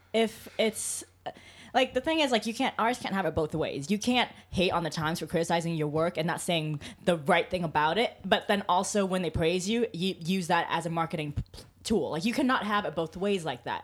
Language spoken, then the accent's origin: English; Anaheim, California, United States; moved away; I grew up in California